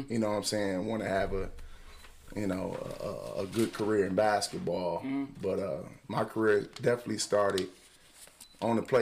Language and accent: English; Detroit, Michigan, United States; I grew up on the Lower East Side, Jefferson Chalmers area